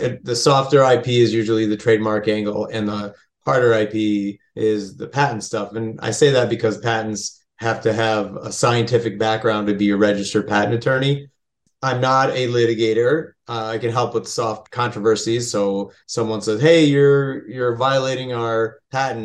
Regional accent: Lansing, Michigan, United States; also born or lived in Connecticut / Detroit; I grew up out here in Michigan, locally in Lansing, went to Hazlitt Public Schools

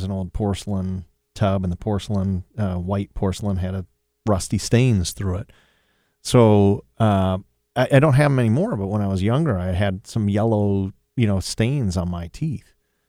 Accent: Sylvania, Ohio, United States; I grew up in Sylvania, Ohio, so way up north, and we had well water.

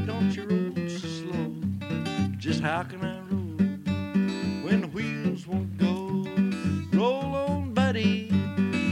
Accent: Muhlenberg County, West Kentucky, United States; I was born and raised in West Kentucky, in the coal fields of West Kentucky, in Muhlenberg County

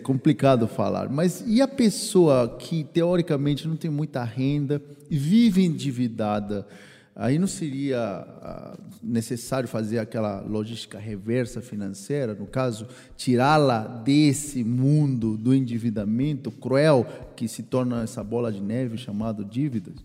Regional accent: Peru; now in Brazil; Eu, como peruano

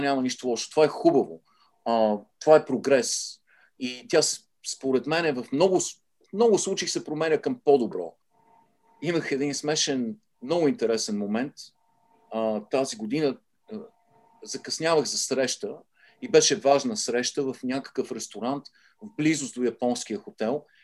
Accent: Sofia, Sofia City, Bulgaria; moved away as an adult; now in United States; аз израснах в центъра на София, на Солонска и Витушка, беше нашия

